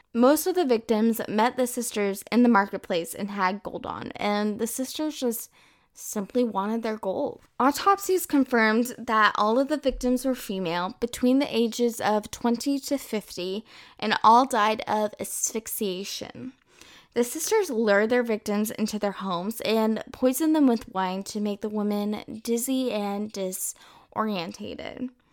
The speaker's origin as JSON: {"language": "English", "region": "Texas", "country": "United States", "moved": "as an adult", "lives_now": "France", "said": "I'm originally from the United States, Texas to be exact, and I moved to France in December twenty eighteen."}